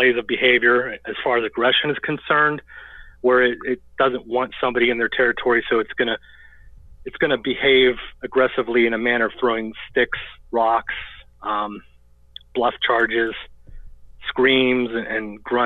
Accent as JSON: {"language": "English", "town": "Greensburg", "region": "Pennsylvania", "country": "United States", "tie": "born or raised there", "said": "my hometown of Greensburg, Pennsylvania"}